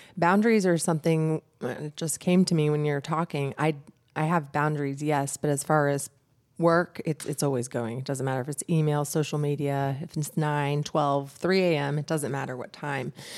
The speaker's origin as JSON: {"language": "English", "town": "Brooks", "region": "Georgia", "country": "United States", "said": "I'm from Brooks, Georgia. I'm a country girl myself"}